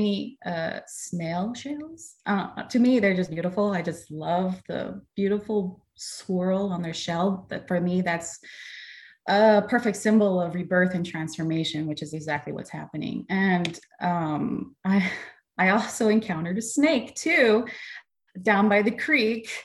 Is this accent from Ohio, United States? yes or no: no; Los Angeles, California, United States; moved away as an adult; now in Alabama, United States; I was born and raised in Los Angeles